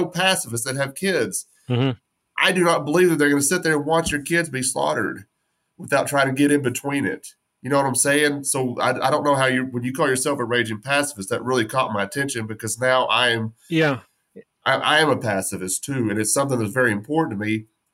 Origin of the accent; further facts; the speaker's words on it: West Texas, United States; I grew up, born and raised in West Texas